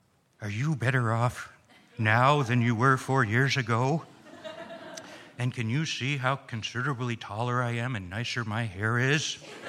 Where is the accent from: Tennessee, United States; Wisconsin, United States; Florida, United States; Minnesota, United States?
Minnesota, United States; I am from Minnesota